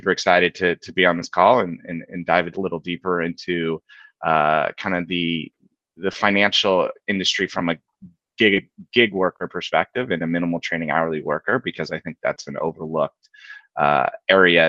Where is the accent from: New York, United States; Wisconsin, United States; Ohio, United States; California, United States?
California, United States; Palo Alto; moved away as an adult; now in Boston, United States; I grew up in Palo Alto as a basketball player